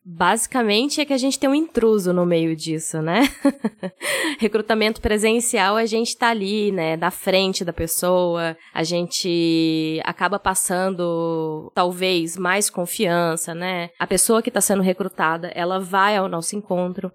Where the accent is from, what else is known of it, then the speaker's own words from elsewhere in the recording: Goiás, Brazil; Sou goiana